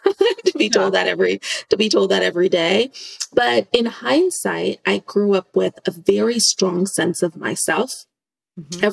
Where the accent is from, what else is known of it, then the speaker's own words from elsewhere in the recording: Pacific Northwest, United States; my dad joined the Army, which is how I came to be from the Pacific Northwest